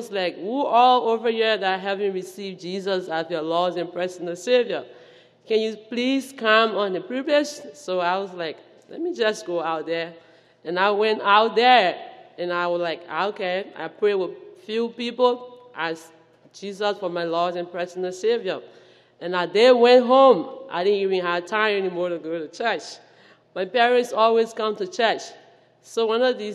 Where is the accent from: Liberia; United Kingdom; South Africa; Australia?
Liberia; moved away; from West Africa, to be precise, Liberia